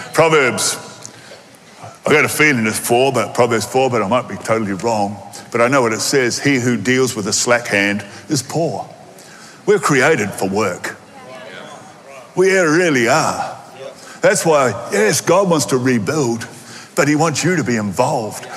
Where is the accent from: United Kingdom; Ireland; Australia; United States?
Australia; accent: Aussie; in my Aussie accent